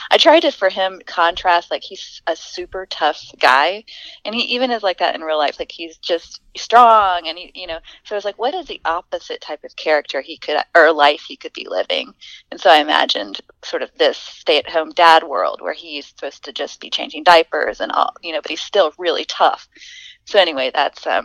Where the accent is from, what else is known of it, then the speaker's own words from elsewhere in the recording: the South, United States; accent: Southern; i'm trying to lose my southern accent and i'm taking like accent reduction courses